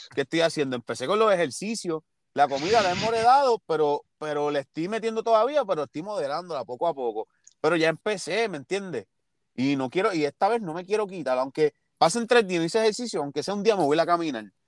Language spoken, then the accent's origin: Spanish; Ponce, Puerto Rico; yo soy de Ponce